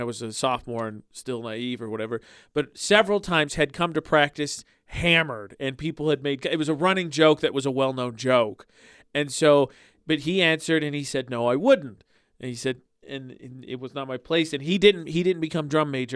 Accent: Indiana, United States; moved away; my hometown in Indiana

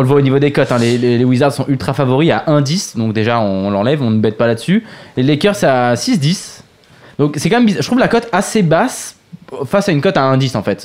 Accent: Évry, Île-de-France, France; je suis d'Evry

